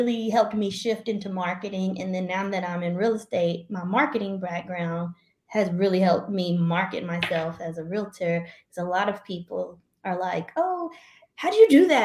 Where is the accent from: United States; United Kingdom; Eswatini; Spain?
United States; Louisville, Kentucky; moved away as an adult; also born or lived in Jacksonville, Florida; now in Phoenix, United States; I am originally from Louisville, Kentucky